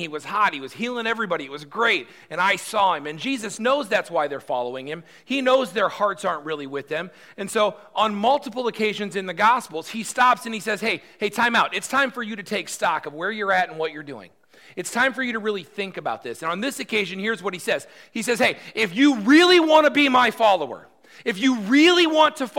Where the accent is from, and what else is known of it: United States